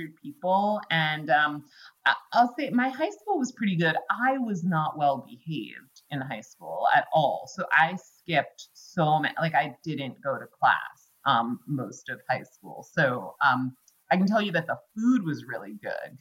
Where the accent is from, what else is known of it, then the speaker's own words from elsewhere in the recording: Greenwich, Connecticut, United States; I grew up in Greenwich, Connecticut